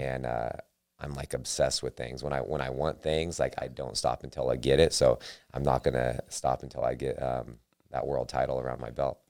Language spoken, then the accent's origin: English; Sacramento, California, United States; I'm from Sacramento